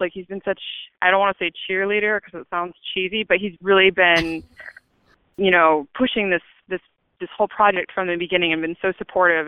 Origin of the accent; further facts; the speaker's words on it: Chico, California, United States; moved away as an adult; now in Los Angeles, United States; I'm from Chico, California, and um, I moved to LA to go to the American Academy of Dramatic Arts